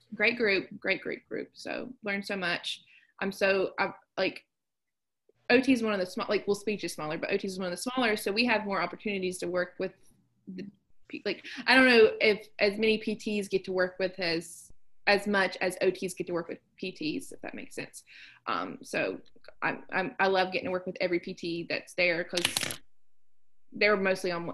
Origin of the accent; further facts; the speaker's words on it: southern West Virginia, United States; moved away; I loved I loved growing up in West Virginia.